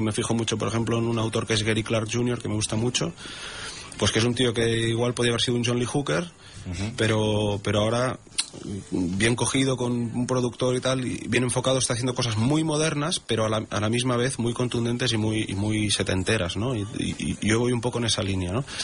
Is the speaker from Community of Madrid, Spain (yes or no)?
no; Sabadell, Catalonia, Spain; moved away as an adult; now in Tossa de Mar, Spain; yo vivo, aquí hace casi ocho años. Soy de Sabadell